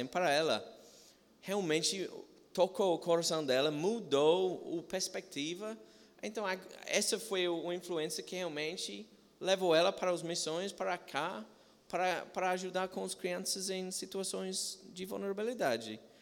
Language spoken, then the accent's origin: Portuguese; England, United Kingdom; Portuguese is a second language; now in Brazil; sou de Inglaterra